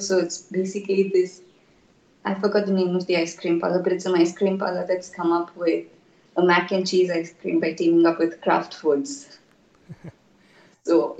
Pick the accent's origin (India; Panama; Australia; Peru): India; I'm from India